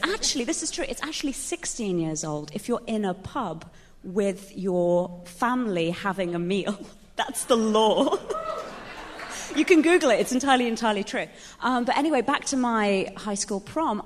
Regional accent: England, United Kingdom; moved away; I grew up in England

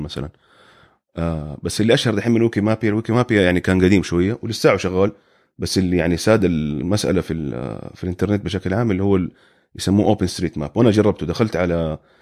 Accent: Saudi Arabia; moved away as an adult; now in United States; عندنا في السعوديه

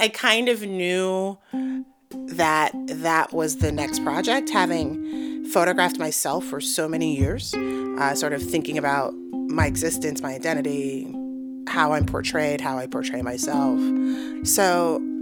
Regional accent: New York City, New York, United States; also born or lived in St. Louis, Missouri / New Mexico; I grew up in Harlem, New York

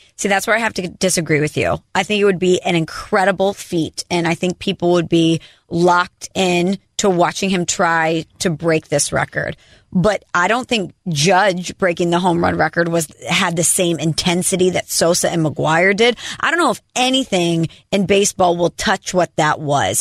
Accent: St. Louis, Missouri, United States; moved away as an adult; now in New York City, United States; I'm from St. Louis and I live in New York City

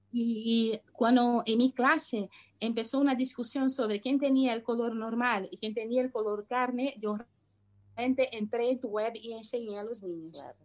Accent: Brazil; first language Portuguese; Spanish is a second language; principalmente cuando yo hablo sobre mi, mi infancia o mi pasado en Brasil, obviamente todas las palabras y todas las memorias me vienen en portugués

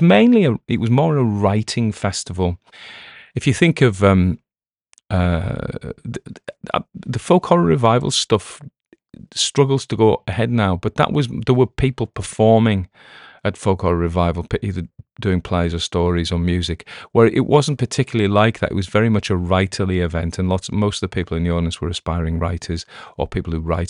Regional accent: Cumbrian coast, North West England, United Kingdom; where I was brought up on the Cumbrian coast

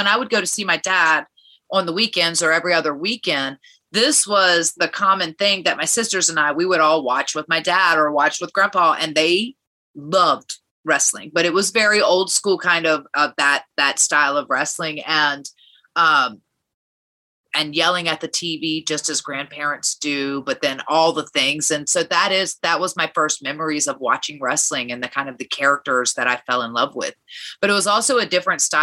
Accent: Richmond, Virginia, United States; I grew up in Virginia

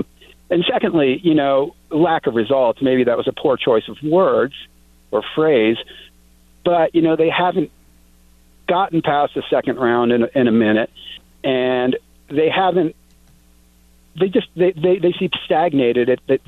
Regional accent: Philadelphia, Pennsylvania, United States; now in New Mexico, United States; I grew up in Philadelphia

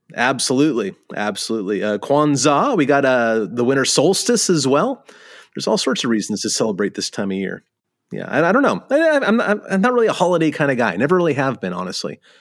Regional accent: California, United States; you and I grew up in California

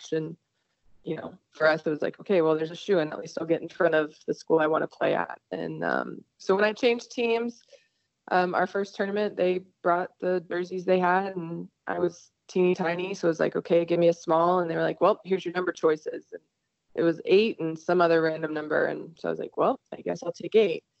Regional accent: Texas, United States; born and raised in Texas.

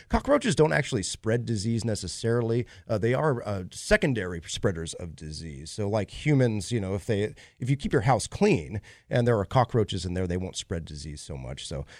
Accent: Indonesia; I grew up in Indonesia, about 80 miles south of the equator, so living in the tropics.

